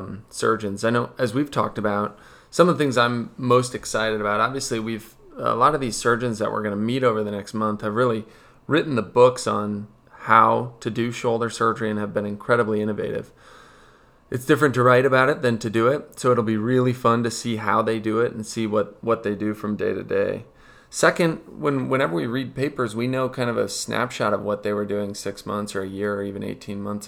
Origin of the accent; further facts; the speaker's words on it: Wisconsin, United States; moved away as an adult; also born or lived in Philadelphia / Ohio / Minnesota; I grew up in Wisconsin